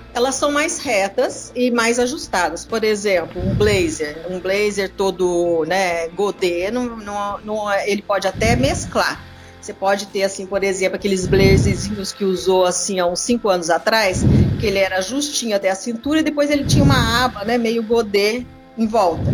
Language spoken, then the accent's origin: Portuguese; Minas Gerais, Brazil; moved away as an adult; now in São Paulo, Brazil; de Minas, onde, de onde eu fui criada